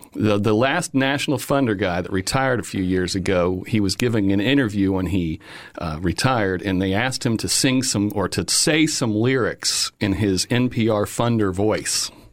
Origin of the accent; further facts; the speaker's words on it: Fort Myers, Florida, United States; I grew up in Fort Myers